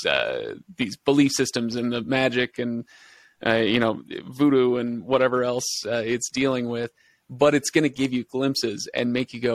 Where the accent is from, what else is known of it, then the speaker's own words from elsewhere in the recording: Washington, United States; moved away; also born or lived in Utah; I grew up in Washington State